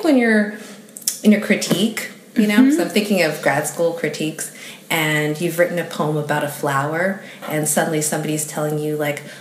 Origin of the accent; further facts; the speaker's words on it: Vancouver, British Columbia, Canada; also born or lived in Port of Spain, Trinidad and Tobago / Calgary, Canada / Seattle; I was about 3 when I left, and I moved to Vancouver.